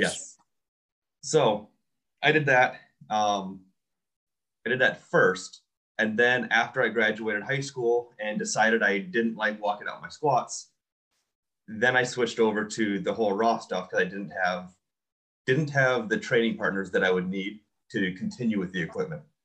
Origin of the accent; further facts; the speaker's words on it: Iola, Wisconsin, United States; also born or lived in Stevens Point, Wisconsin / Appleton, Wisconsin; I grew up in Iola, Wisconsin